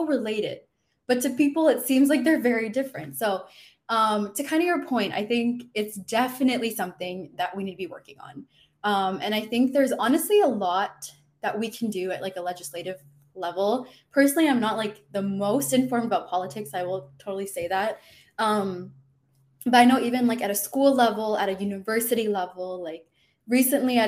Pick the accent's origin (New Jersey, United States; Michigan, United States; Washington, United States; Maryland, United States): Michigan, United States; moved away as an adult; now in Florida, United States; I'm personally not from Florida, I'm from Michigan